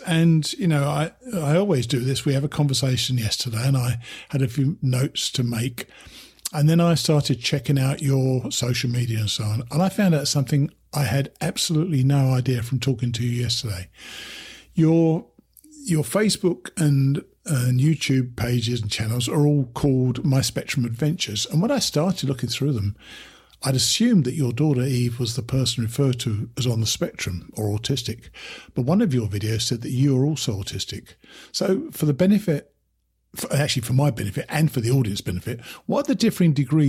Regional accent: United Kingdom; And by the way, you have the added handicap of being British. We always blurt out stuff we shouldn't do, don't we?

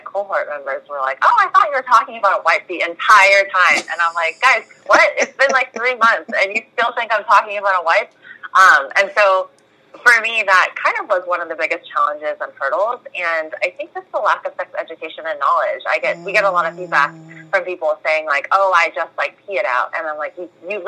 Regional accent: Bay Area, California, United States; now in Southern California, United States; We're in Southern California, but I am from the Bay Area.

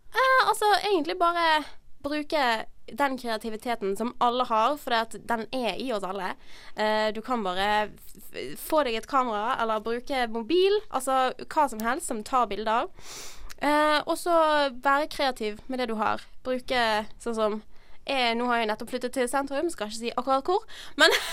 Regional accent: Bergen, Vestland, Norway; jeg er fra Bergen

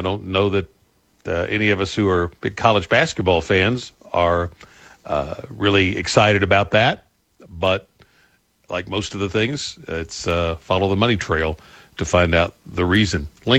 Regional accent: Paris, Kentucky, United States; I grew up in Paris, and he brought his team to Bourbon County High School one time.

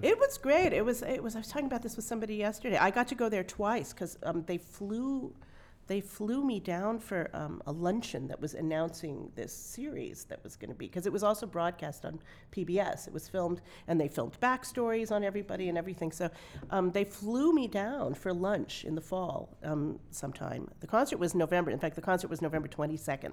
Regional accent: Santa Monica, California, United States; I grew up in Santa Monica

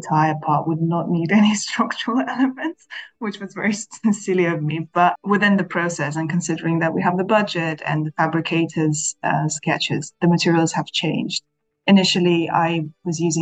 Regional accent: Kazakhstan; moved away as an adult; now in London, United Kingdom; I'm originally from Kazakhstan and I have lived in the UK for almost 10 years now.

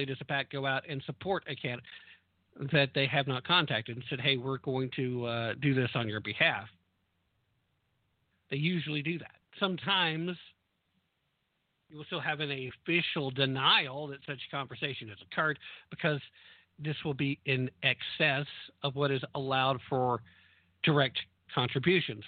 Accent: the South, United States; I'm a Southerner

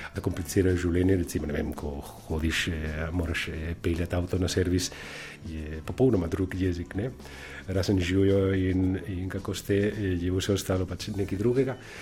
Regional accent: Valencia, Valencian Community, Spain; Slovenian is a second language; now in Slovenia; prihajam iz, eh, iz Valencije, iz Španije

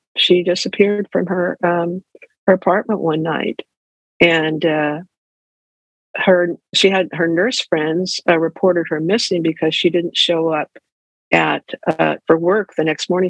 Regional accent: Ventura, California, United States; also born or lived in Davis, California; I grew up in Ventura

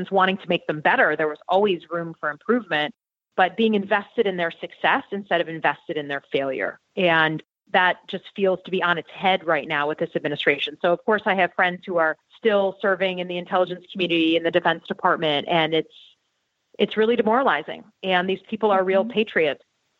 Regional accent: Michigan, United States; I grew up in Michigan

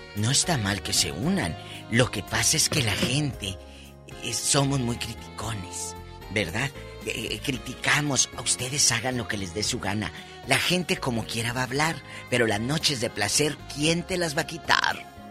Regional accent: Matamoros, Tamaulipas, Mexico; now in California, United States; allá en mi tierra, en Matamoros

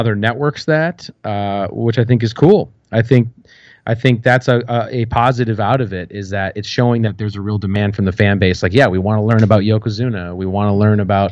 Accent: United States; I'm American

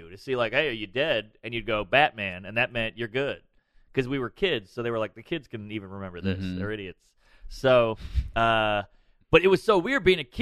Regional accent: New Orleans, Louisiana, United States; I grew up in the Marigny, right outside the French Quarter

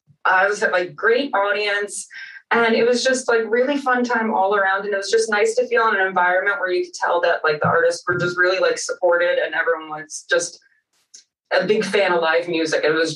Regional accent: New York, United States; growing up in New York, there's so many options for people to do.

